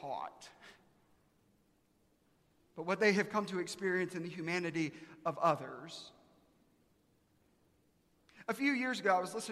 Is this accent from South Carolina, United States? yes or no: yes; Aiken, South Carolina, United States; now in Texas, United States; I'm from Aiken, South Carolina.